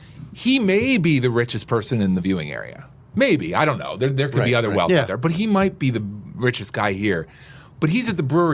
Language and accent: English; Western Pennsylvania, United States; moved away; And I grew up in Pennsylvania, Western Pennsylvania.